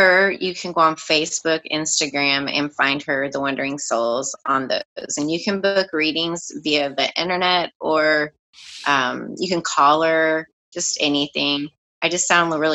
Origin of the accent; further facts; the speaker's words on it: Dallas, Texas, United States; I grew up in Oak Cliff, and it's kind of the barrio of Dallas.